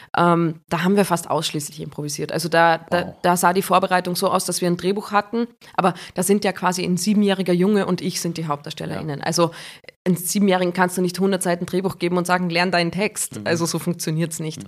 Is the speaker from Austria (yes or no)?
yes; Gastein Valley, Salzburg, Austria; Im Gasteinertal ähm, mhm. im Salzburger Land